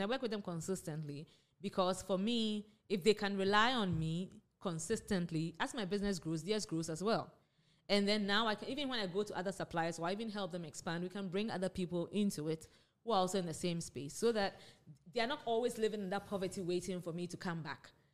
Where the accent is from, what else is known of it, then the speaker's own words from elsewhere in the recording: Ghana; moved away as an adult; also born or lived in United States; I grew up in Ghana, I went to Wesley Girls